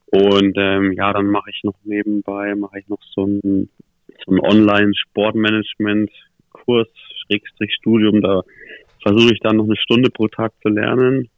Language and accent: German; Nuremberg, Bavaria, Germany; born or raised there; also born or lived in Krefeld